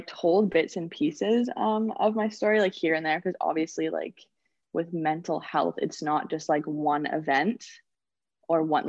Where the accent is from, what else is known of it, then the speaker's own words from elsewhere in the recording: Victoria, British Columbia, Canada; also born or lived in Penticton; I'm from Victoria, and I went to the Okanagan Hockey Academy in Penticton for 2 years, my grade 10 and 11 year.